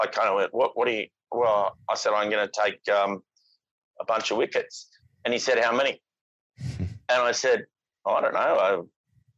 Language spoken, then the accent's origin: English; Perth, Western Australia, Australia; moved away as an adult; also born or lived in Sydney; I came to Sydney from Perth. I was 25 years old